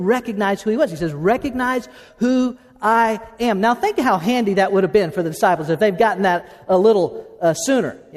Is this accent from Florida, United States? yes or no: yes; Okeechobee, Florida, United States; We grew up in Okeechobee, Florida.